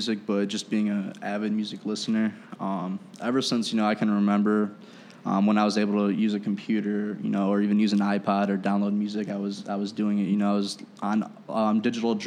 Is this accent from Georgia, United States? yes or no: no; Aurora, Illinois, United States; I'm actually from Aurora